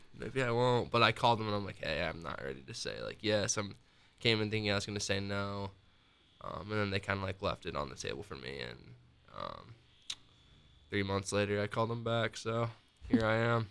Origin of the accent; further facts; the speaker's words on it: Northern Iowa, United States; moved away as an adult; also born or lived in Ames, Iowa; now in Columbus, United States; I actually am from Northern Iowa and went to college at Iowa State